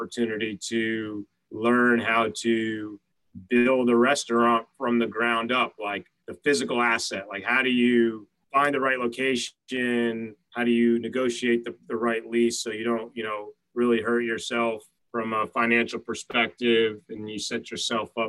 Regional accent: Montclair, New Jersey, United States; also born or lived in New York City; now in New York, United States; I grew up in Montclair, New Jersey

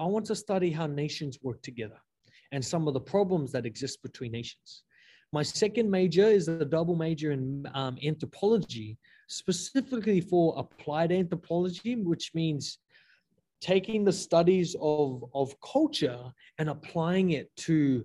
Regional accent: Torres Strait Islands, Queensland, Australia; moved away as an adult; now in Hawaii, United States

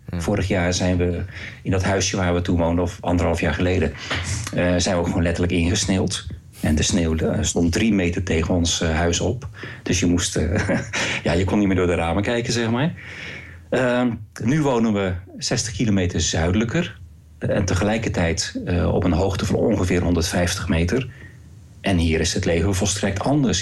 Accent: Rotterdam, South Holland, Netherlands; moved away as an adult; also born or lived in Waalwijk; now in Norway; ik ben een, geboren in Rotterdam

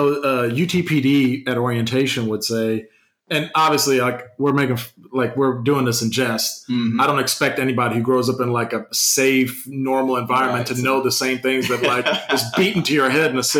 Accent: Memphis, Tennessee, United States; So, again, I'm coming from Memphis.

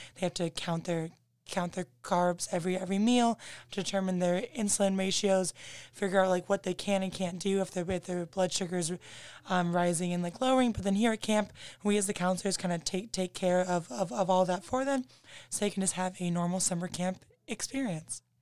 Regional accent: Toledo, Ohio, United States; moved away as an adult; now in Notre Dame, United States; I'm originally from Toledo, Ohio

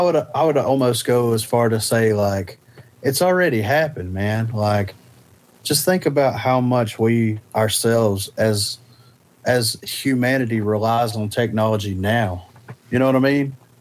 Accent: Alabama, United States; we're from Alabama.

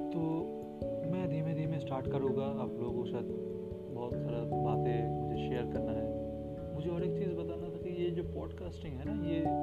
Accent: West Bengal, India; मैं बंगाल से हूँ

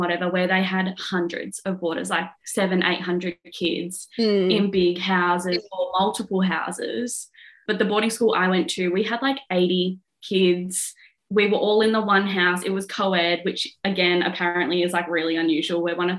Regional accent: Australia; also born or lived in Western Australia / South Australia / Victoria / Northern Territory; But I was born in Western Australia and within a year moved to South Australia where my little sister was born. We started school there. I went to two different schools there, but in year two I moved to Victoria

